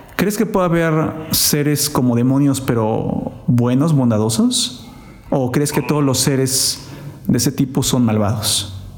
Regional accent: Oaxaca, Mexico; Somos de la misma ciudad

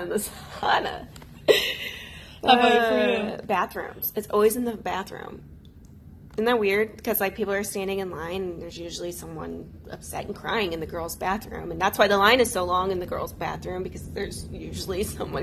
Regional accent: St. Louis, Missouri, United States; I'm from St. Louis, Missouri

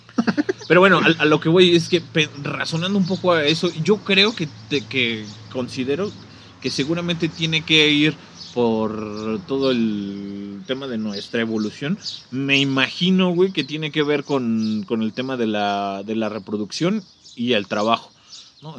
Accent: Mexico; mis abuelos, desde mis abuelos para acá, güey, somos este más mexicanos que el nopal

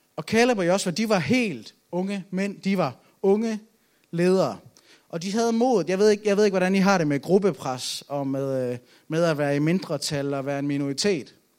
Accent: Aalborg, North Denmark Region, Denmark; Jeg er fra Aalborg

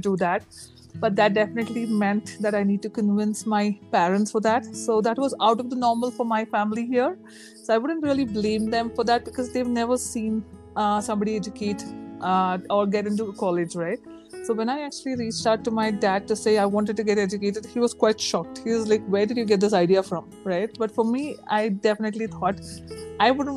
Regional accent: Ooty, Tamil Nadu, India; moved away as an adult; also born or lived in Bangalore; now in Hyderabad, India; born and brought up in a very small town, Ooty

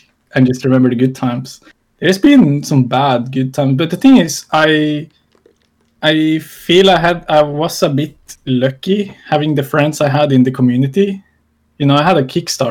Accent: Norway; I'm from Norway

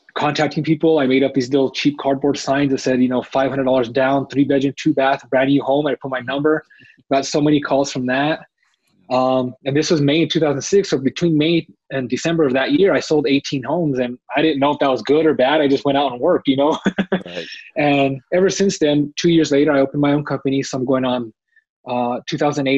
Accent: Albuquerque, New Mexico, United States; I'm from Albuquerque, New Mexico

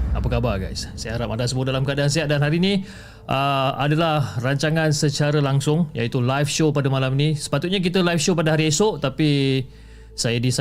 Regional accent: Johor, Malaysia; now in Selangor, Malaysia; dan aku berasal daripada Johor dan sekarang menetap dekat area Selangor.

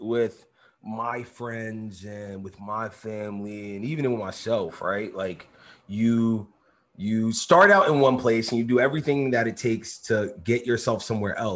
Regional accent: New York City, New York, United States; I grew up in East New York, in Brooklyn, in New York City.

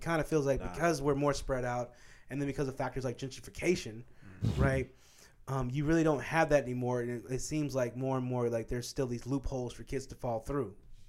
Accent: Midwest, United States; Here's the thing about Kansas, bro. One of the things I can say about growing up in the Midwest is there's this strong emphasis on, like, hard work, right?

